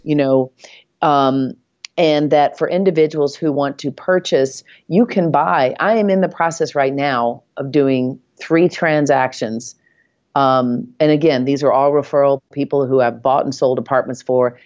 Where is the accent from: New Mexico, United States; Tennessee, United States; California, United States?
Tennessee, United States; Nashville; accent: Southern; moved away as an adult; now in New York, United States; I moved to New York from Nashville, Tennessee.